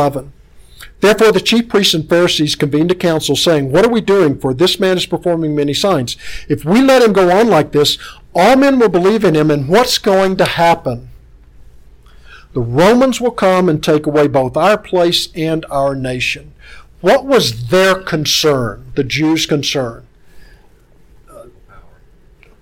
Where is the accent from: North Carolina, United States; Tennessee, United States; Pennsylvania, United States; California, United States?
Tennessee, United States; I'm from Tennessee